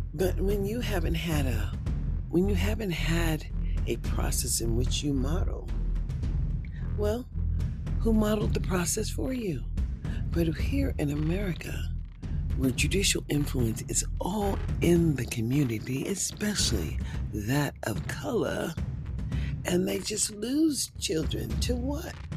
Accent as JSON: {"language": "English", "country": "United States", "said": "as an American, as an African American who is a senior citizen, and I am a citizen"}